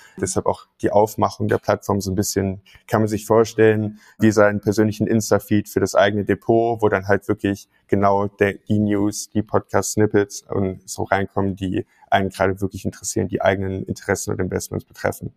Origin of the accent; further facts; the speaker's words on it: Mönchengladbach, North Rhine-Westphalia, Germany; moved away as an adult; also born or lived in Münster; bin in Gladbach groß geworden und habe da 2018 Abitur gemacht